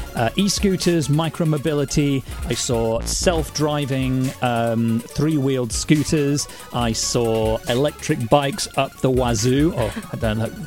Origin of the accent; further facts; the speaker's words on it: United Kingdom; as British people